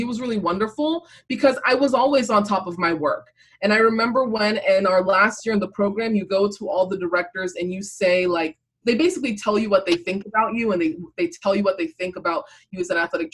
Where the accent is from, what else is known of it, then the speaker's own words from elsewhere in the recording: Cameroon; now in United States; I was born in Cameroon